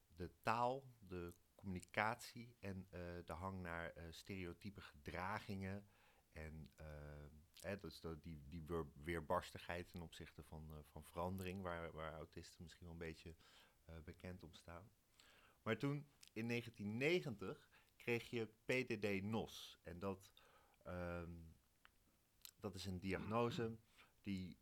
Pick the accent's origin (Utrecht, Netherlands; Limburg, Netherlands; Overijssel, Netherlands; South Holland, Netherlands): Utrecht, Netherlands; Wijk bij Duurstede; ik kom uit Wijk. Dat is hier 8 kilometer vandaan